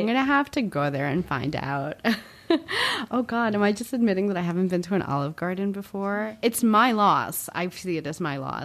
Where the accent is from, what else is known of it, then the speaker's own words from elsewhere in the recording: New Jersey, United States; I grew up in Central Jersey